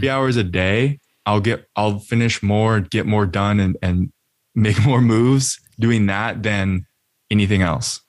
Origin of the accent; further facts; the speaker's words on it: Austin, Texas, United States; also born or lived in Colorado; now in California, United States; I'm from Austin, Texas